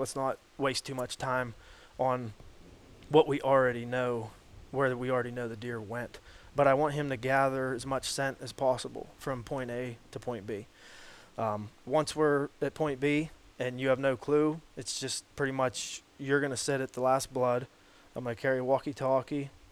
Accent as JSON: {"language": "English", "town": "Hastings", "region": "Pennsylvania", "country": "United States", "tie": "born or raised there", "said": "born and raised in Hastings, PA"}